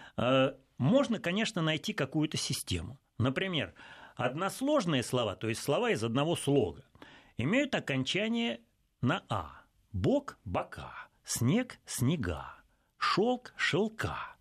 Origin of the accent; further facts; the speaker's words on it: Russia; мы, русские